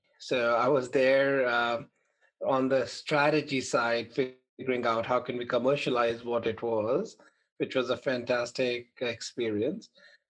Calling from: New Jersey, United States; I'm Jersey. I live in Jersey. Where are you guys?

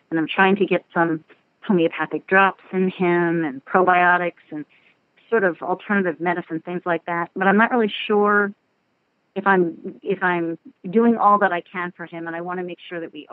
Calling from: Knoxville, Tennessee, United States; I'm calling from Knoxville, Tennessee.

